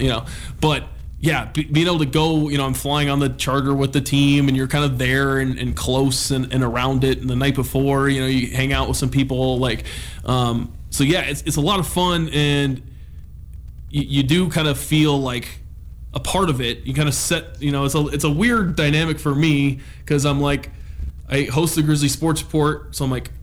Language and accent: English; Julian, California, United States; now in Missoula, United States; I grew up in Julian, California, which is an hour east of San Diego